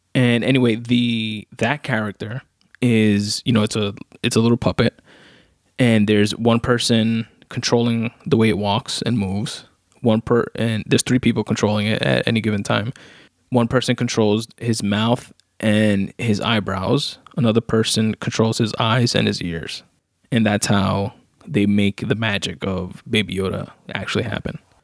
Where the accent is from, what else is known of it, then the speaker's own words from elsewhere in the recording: New York City, New York, United States; I'm not from the Bronx, I'm from Queens, but still New York